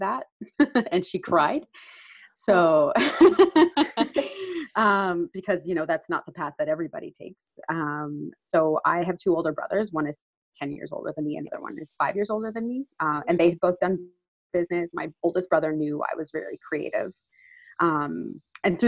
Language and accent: English; Newfoundland and Labrador, Canada; moved away as an adult; now in Vancouver, Canada; I grew up on an island just off the coast of Canada, for those familiar with Canada, I'm from Newfoundland